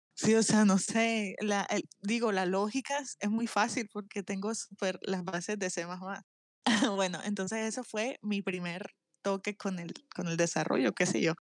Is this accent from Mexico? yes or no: no; Barranquilla, Atlántico, Colombia; Soy de Barranquilla, Colombia